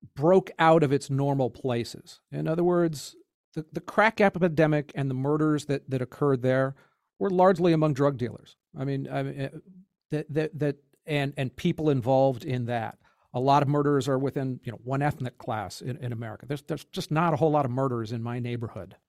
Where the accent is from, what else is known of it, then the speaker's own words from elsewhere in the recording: California, United States; As a Californian